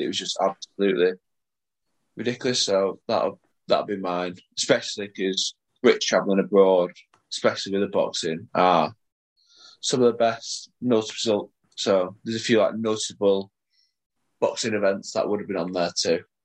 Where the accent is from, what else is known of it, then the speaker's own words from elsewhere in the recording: Salford, North West England, United Kingdom; also born or lived in Leigh; If you look at my passport, it will say place of birth, Salford